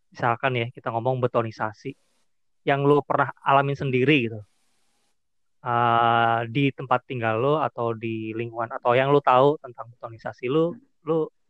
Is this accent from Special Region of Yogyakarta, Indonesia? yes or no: no; Pemalang, Central Java, Indonesia; Ya gue kan asalnya Pemalang.